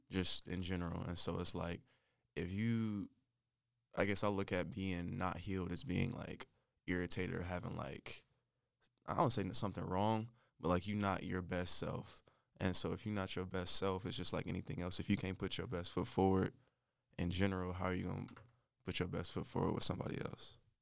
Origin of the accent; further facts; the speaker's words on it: Winston-Salem, North Carolina, United States; also born or lived in Michigan / Charlotte, North Carolina; I'm from Michigan, but I moved to North Carolina when I was nine